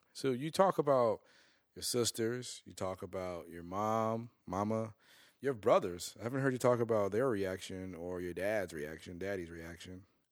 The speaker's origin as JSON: {"language": "English", "town": "Chicago", "region": "Illinois", "country": "United States", "tie": "born or raised there", "said": "when we moved from North Lawndale to Little Italy, I started to go to different schools"}